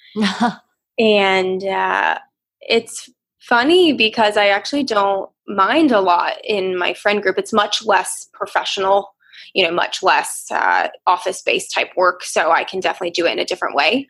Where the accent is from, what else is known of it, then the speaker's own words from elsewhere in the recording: Outer Banks, North Carolina, United States; also born or lived in Chicago, Illinois; I grew up on the Outer Banks of North Carolina